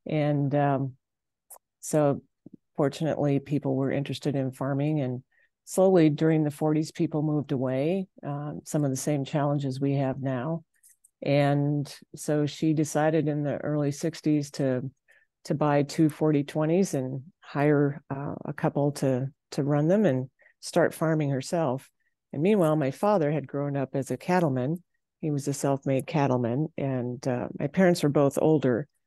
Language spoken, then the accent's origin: English; Kimball, South Dakota, United States; I'm from Kimball, South Dakota